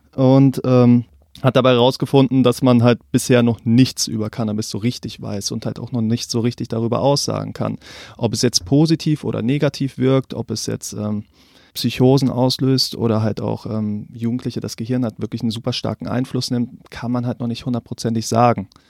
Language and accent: German; North Rhine-Westphalia, Germany; moved away; Ich komme eigentlich aus NRW